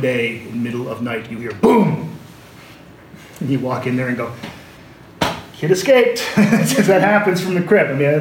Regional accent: Canada; when I say we, I mean Anglophone Canadians

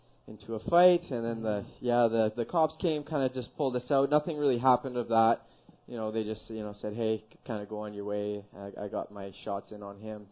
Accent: Coquitlam, British Columbia, Canada; So I grew up in Coquitlam and Port Coquitlam. I actually lived amongst the two cities, my whole life.

